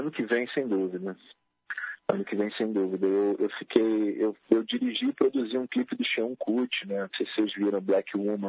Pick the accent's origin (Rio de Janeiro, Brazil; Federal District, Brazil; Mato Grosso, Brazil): Rio de Janeiro, Brazil; eu sou carioca, né? nasci na, na, zona norte do Rio